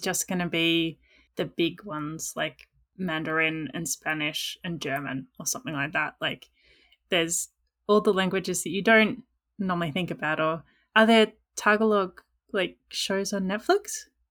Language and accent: English; Australia; accent: Australian English; the number of languages I speak is one, which is Australian English